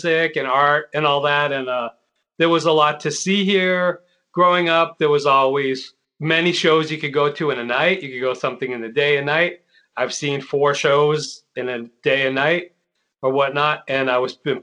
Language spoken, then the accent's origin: English; New York, United States; I'm a New Yorker